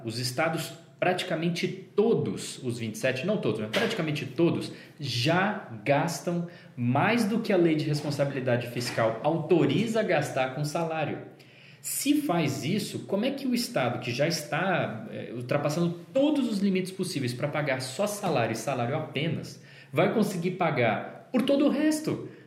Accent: São Paulo, Brazil; moved away as an adult; also born or lived in Brasília; quando eu saí de São Paulo, onde eu nasci e morei, e fui morar em Brasília, onde eu passei sete anos da minha vida

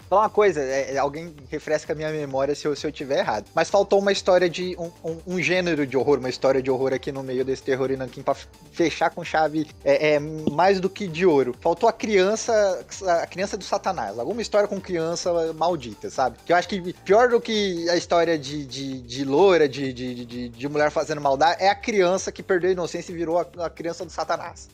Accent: São Paulo, Brazil; Eu sou paulista

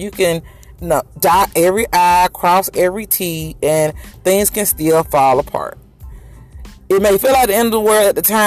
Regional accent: Macon, Georgia, United States; I'm in Macon. That's my hometown, Macon, Georgia

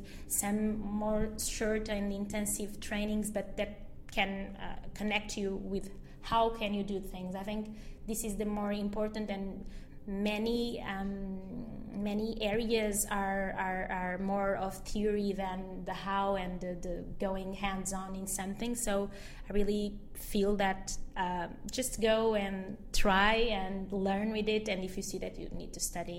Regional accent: Portugal; Mozambique, which is the country where my parents were born, where my whole family was born, and I was born in Portugal.

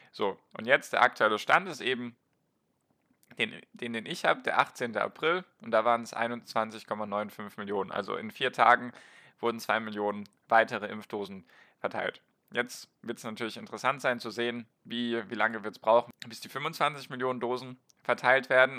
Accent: Baden-Württemberg, Germany; weil ich komme aus Baden-Württemberg

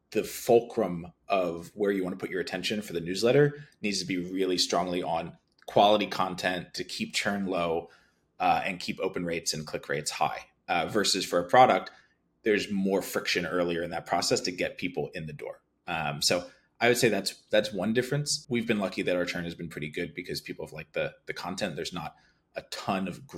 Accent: Philadelphia, Pennsylvania, United States; I grew up in Philadelphia

